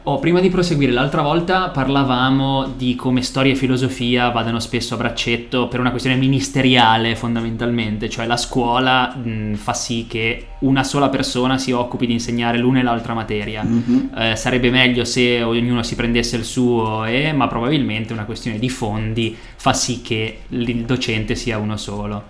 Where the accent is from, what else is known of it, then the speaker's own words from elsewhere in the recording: Genoa, Liguria, Italy; siamo genovesi, magari qualcuno avrà già intercettato l'accento